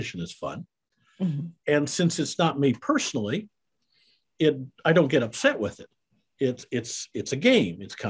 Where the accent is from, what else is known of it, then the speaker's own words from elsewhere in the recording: Iowa, United States; moved away as an adult; also born or lived in Kansas City; now in Texas, United States; I'm a Midwestern boy. I was raised in Iowa